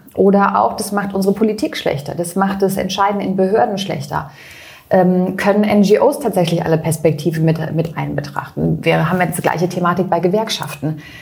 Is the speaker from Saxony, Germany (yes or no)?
no; near Freiburg, Baden-Württemberg, Germany; in Freiburg, das ist bei mir in der Nähe, mhm. äh, wo ich herkomme